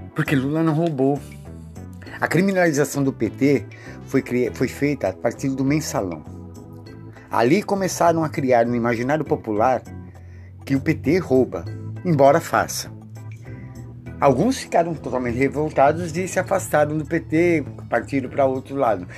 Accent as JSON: {"language": "Portuguese", "country": "Brazil", "said": "eu, que eu sou brasileiro"}